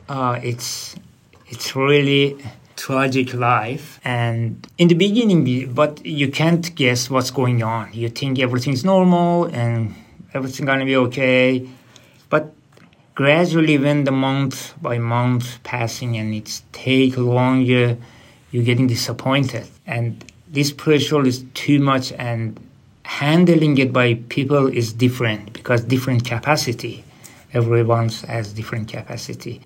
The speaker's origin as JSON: {"language": "English", "town": "Tehran", "region": "Tehran Province", "country": "Iran", "also_born_or_lived": "Indonesia / Christmas Island / Sydney", "second_language": "English", "moved": "as an adult", "lives_now": "Australia", "said": "I'm from Iran, uh, capital city Tehran"}